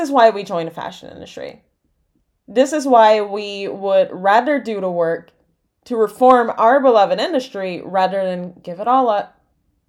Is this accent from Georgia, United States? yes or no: yes; exurbs of Atlanta, Georgia, United States; teen growing up in the exurbs of Atlanta, Georgia, in the United States